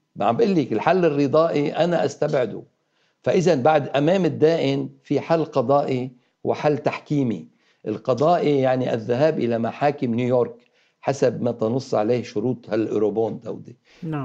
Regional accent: Lebanon; نحن كلبنانيين

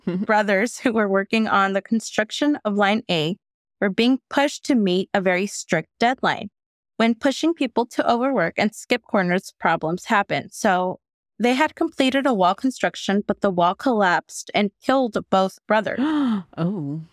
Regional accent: the Bay Area, California, United States; growing up in the Bay.

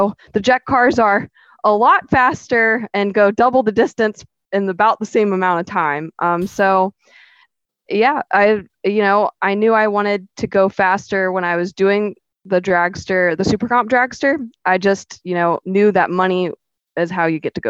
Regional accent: St. Augustine, Florida, United States; now in Palm Bay, United States; I'm from St. Augustine

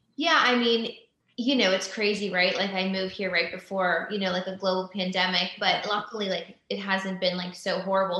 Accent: Pennsylvania, United States; moved away as an adult; also born or lived in Los Angeles, California; now in Franklin, United States; we're both from Pennsylvania

